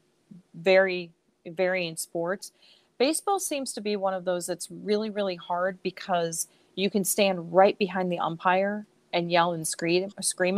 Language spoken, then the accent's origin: English; Central Illinois, United States; moved away as an adult; also born or lived in Chicago; When I grew up in Central Illinois and moved to Chicago in 1990